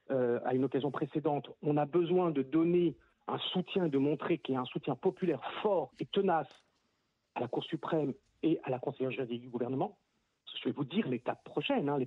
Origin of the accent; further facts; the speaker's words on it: France; parce qu'on est français et on sait comment ça se passe en France